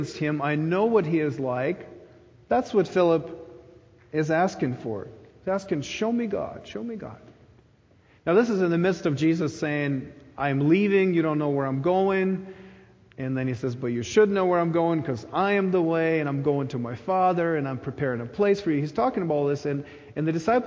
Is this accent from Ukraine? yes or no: yes; Ukraine; moved away; When I was a child growing up in Ukraine